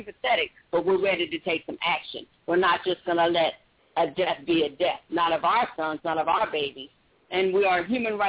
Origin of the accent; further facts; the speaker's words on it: Oakland, California, United States; now in Kennesaw, United States; I'm from Oakland, California